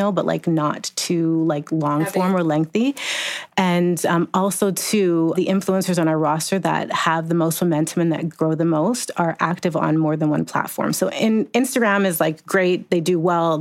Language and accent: English; Jamaica; I'm Jamaican, so I've always had like 5 jobs